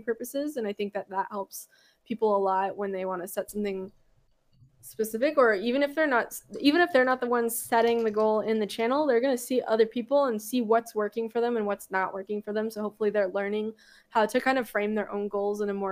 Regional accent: Southern California, United States; I grew up in Southern California.

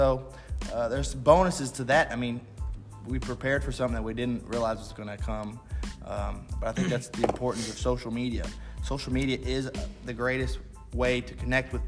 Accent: United States; as an American.

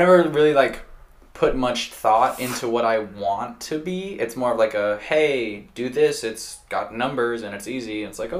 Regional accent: Oklahoma, United States; also born or lived in Alaska / Florida; But after I moved from Alaska, I went to Oklahoma. And then from Oklahoma, I went to Florida. And then from Florida, back to Oklahoma.

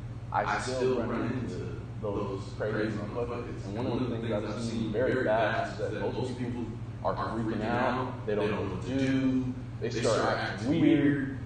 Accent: West Coast, United States; I grew up in the West Coast.

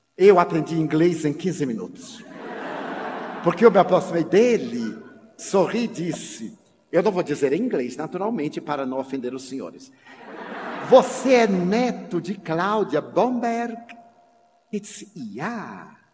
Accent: Feira de Santana, Bahia, Brazil; na minha cidade natal

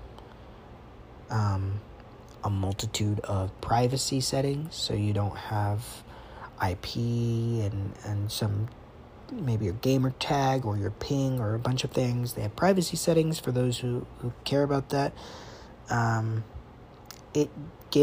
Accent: United States; I'm from America

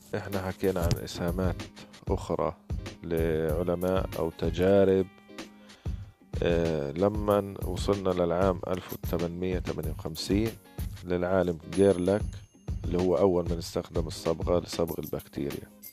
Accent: Gaza, Gaza Strip, Palestine; من فلسطين غزة

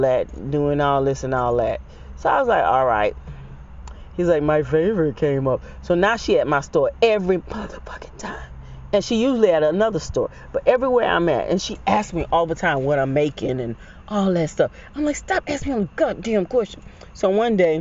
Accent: Jamaica; I'm Jamaican.

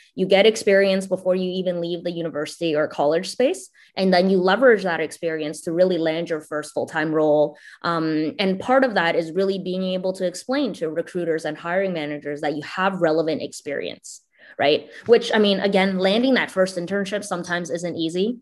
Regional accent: Canada; also born or lived in China; I immigrated from China to Canada when I was seven years old

